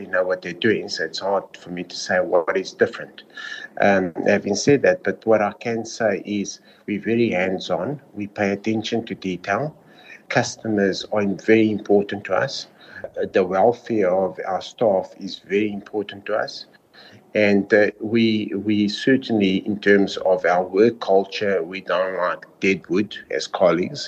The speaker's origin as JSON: {"language": "English", "country": "South Africa", "said": "I am South African"}